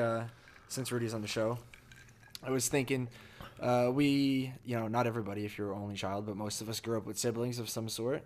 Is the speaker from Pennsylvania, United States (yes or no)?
no; New Jersey, United States; moved away as an adult; New Jersey, my, to my hometown, to the house